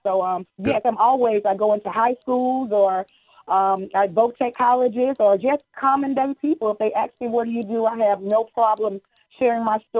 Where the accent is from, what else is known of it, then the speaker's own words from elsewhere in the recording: the South, United States; I'm from the South.